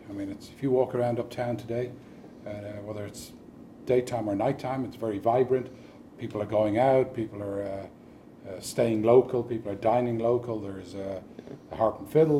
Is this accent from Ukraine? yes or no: no; Dublin, Leinster, Ireland; now in Park Ridge, United States; I was born in Dublin, Ireland. I moved to Park Ridge in 1997.